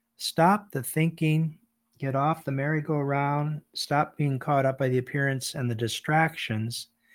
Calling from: Bangor, Maine, United States; I'm calling from Bangor, Maine, in the United States

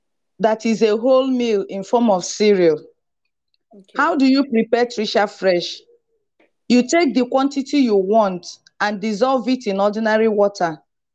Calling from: Lagos, Nigeria; I'm joining in from Lagos, Nigeria.

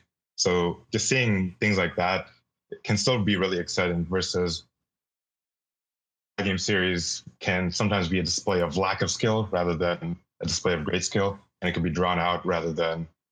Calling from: San Francisco, California, United States; San Francisco.

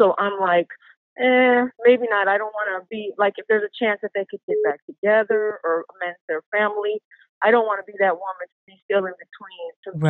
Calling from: Puerto Rico; Puerto Rican.

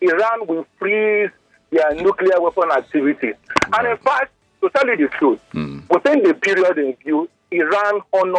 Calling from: Ikeja, Lagos, Nigeria; I'm calling from Ikeja.

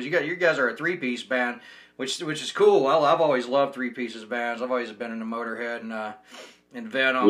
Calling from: Ogden, Utah, United States; I'm calling you from Ogden, Utah, and people hear that and they think I'm in some little Mormon town or something

